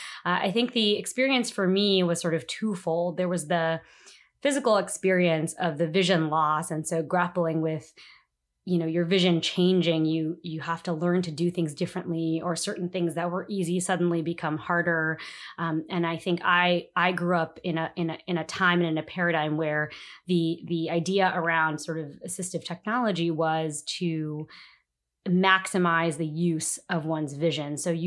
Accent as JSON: {"language": "English", "region": "New Jersey", "country": "United States", "lives_now": "Washington, D.C., United States", "said": "I am an attorney and I live in Washington, D.C. I've been living in the city for about 5 years now. I'm originally from New Jersey."}